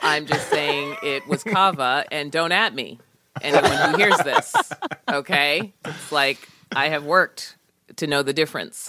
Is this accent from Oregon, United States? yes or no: no; Boston, Massachusetts, United States; I'm from Boston